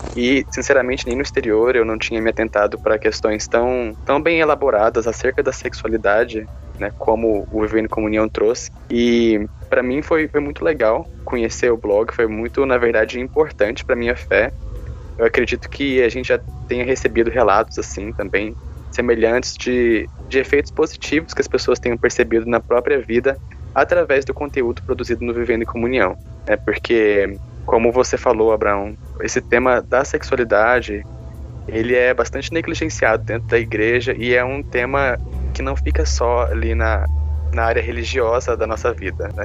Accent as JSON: {"language": "Portuguese", "town": "Caldas Novas", "region": "Goiás", "country": "Brazil", "tie": "born or raised there", "moved": "as an adult", "lives_now": "Ribeirão Preto, Brazil", "said": "eu sou natural de Caldas Novas, Goiás, mas vivo em Ribeirão Preto também por conta da faculdade"}